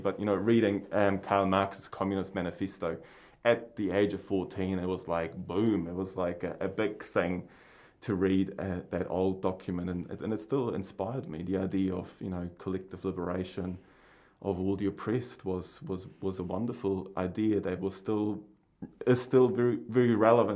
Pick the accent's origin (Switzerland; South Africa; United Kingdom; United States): Switzerland; Basel, Basel-Stadt; moved away as an adult; also born or lived in Palmerston North, New Zealand; now in New Zealand; I grew up in Switzerland on the other side of the planet, so my mountains are gigantic and huge, covered in snow most of the time of the year. And I grew up in a city called Basel